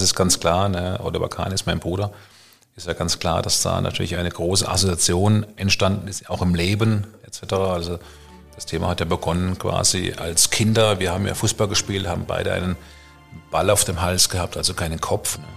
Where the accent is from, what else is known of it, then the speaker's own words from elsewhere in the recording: Karlsruhe, Baden-Württemberg, Germany; aus meiner Heimatstadt Karlsruhe